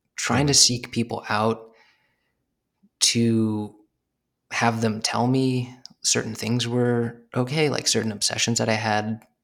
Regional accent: Arizona, United States; moved away as an adult; also born or lived in New York; I'm from Arizona

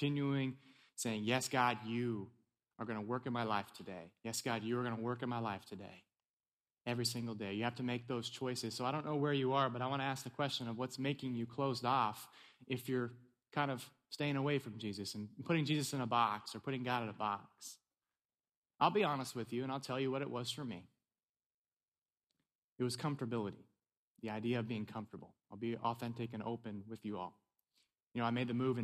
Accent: California, United States; also born or lived in East Tennessee; now in Maryland, United States; I'm originally from California, so I made the move to East Tennessee

